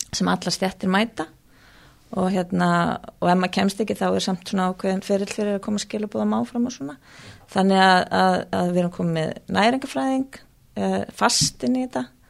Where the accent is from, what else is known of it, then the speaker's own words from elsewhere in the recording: Reykjavík, Capital Region, Iceland; also born or lived in Australia; ég er fættu uppalinn í Reykjavík